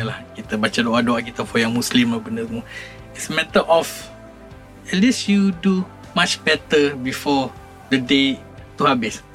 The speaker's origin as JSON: {"language": "Malay", "country": "Malaysia", "said": "saya sebagai individu sebagai rakyat Malaysia"}